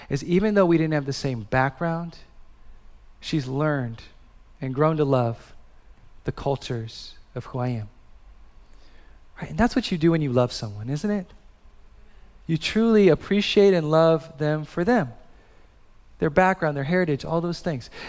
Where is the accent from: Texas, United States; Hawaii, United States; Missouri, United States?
Hawaii, United States; born there; also born or lived in Midwest; So I was born in Hawaii. I lived in the Midwest.